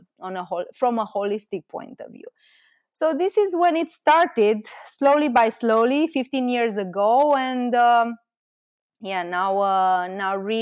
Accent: Romania; also born or lived in Bucharest; I'm from Romania and I moved to Bucharest, which is the capital of Romania.

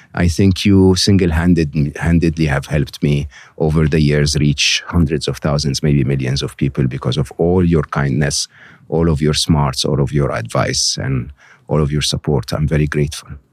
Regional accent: Egypt; moved away; growing up in Egypt where we had two T V stations

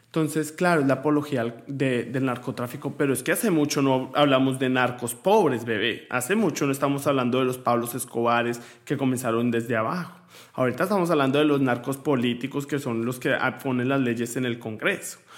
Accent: Colombia; now in United States; Yo me siento orgulloso de mi tierra

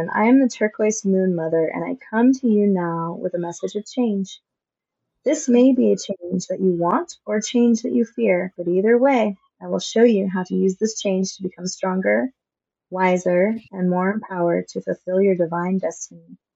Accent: California, United States; I grew up on the Yurok reservation, but I've been on this path to actually learn my heritage, which is Yaqui Native.

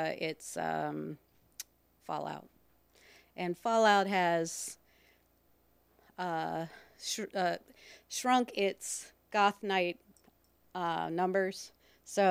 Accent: Richmond, Virginia, United States; also born or lived in Madison, Virginia / Tennessee / New Jersey; we all moved to Richmond where my grandparents lived, and been here ever since

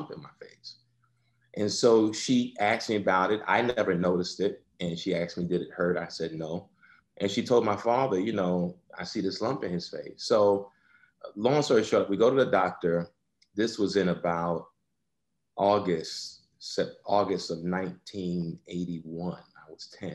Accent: New York, United States; I born and raised in New York. First one in my family born in the United States, actually.

